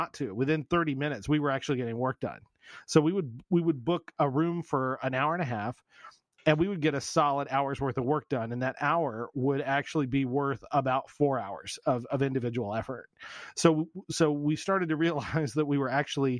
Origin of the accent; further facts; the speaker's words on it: Pennsylvania, United States; We're from Pennsylvania